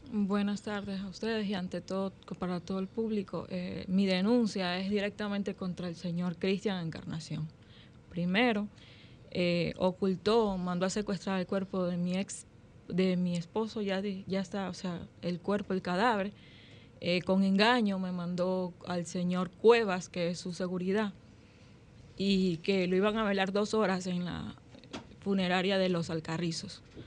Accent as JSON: {"language": "Spanish", "country": "Ecuador", "moved": "yes", "lives_now": "Dominican Republic", "said": "yo soy ecuatoriana"}